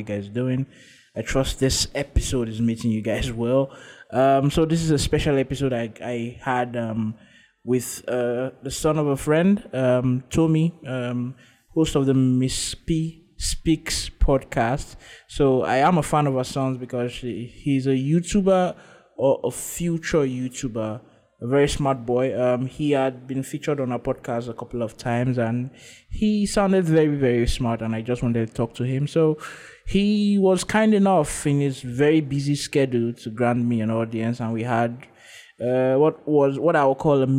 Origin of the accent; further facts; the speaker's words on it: Nigeria; accent: Nigerian; my accent is changing from very Nigerian as it stand like this to very Oyiboish